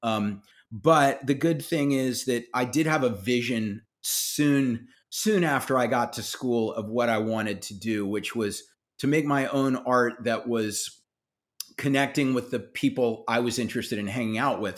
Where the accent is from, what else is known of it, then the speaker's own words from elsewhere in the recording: South Carolina, United States; I grew up in South Carolina